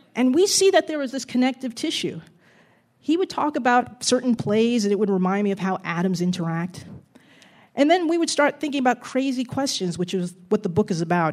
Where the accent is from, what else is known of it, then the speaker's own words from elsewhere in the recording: Jersey City, New Jersey, United States; growing up in Jersey City in the seventies